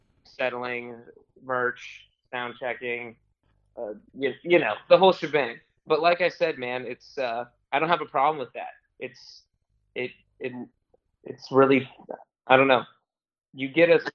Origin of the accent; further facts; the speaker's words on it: Los Angeles, California, United States; I'm from LA, Los Angeles.